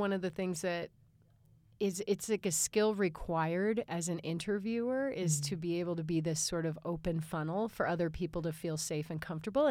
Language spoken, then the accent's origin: English; Chicago, Illinois, United States; I grew up in Chicagoland. That's what we call it when we grow up in the suburbs of Chicago.